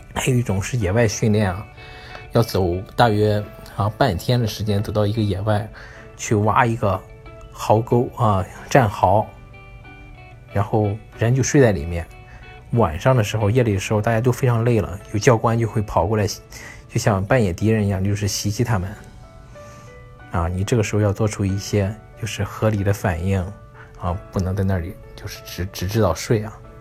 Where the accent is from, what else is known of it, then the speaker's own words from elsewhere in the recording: China; now in United States; 我们中国人